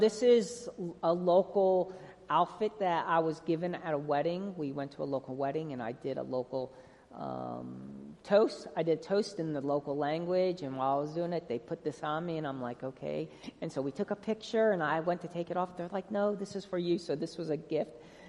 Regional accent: North Carolina, United States; And we're from North Carolina, and when we're missing home, I love seeing these garbage trucks that say Clean City NC, so it makes me feel back at home.

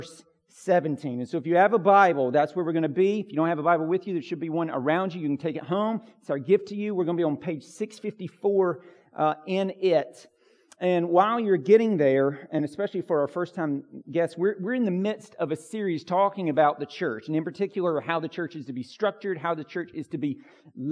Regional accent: United States; I'm an American individual

